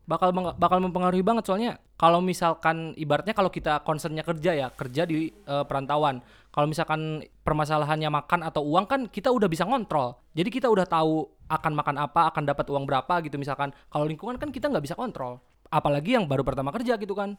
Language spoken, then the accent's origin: Indonesian; Kuningan, West Java, Indonesia; kita orang Kuningan, jadi problemnya bahasa Kuningan